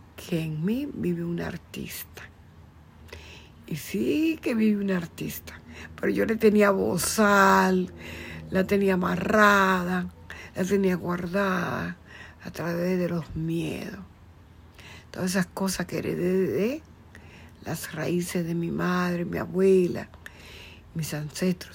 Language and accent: Spanish; Dominican Republic; yo soy dominicana